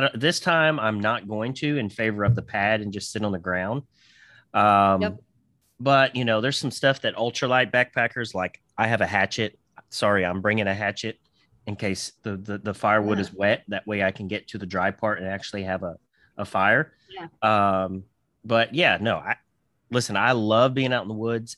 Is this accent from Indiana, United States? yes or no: yes; Southern Indiana, United States; moved away as an adult; I was born in Southern in- Indiana, excuse me, and I lived there for about 20 years or so